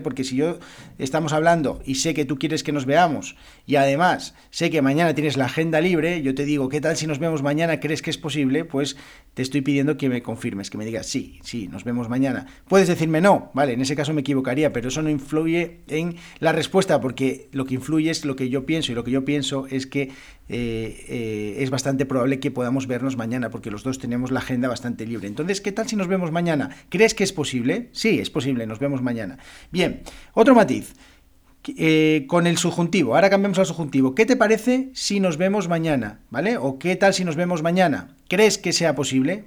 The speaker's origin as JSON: {"language": "Spanish", "country": "Spain", "first_language": "Spanish", "said": "yo como español, como español de España"}